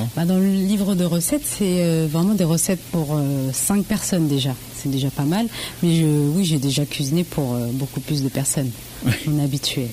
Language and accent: French; Le Havre, Normandy, France; je suis d'origine d'Asie, du Laos précisément, et donc et je suis née par contre au Havre pure normande.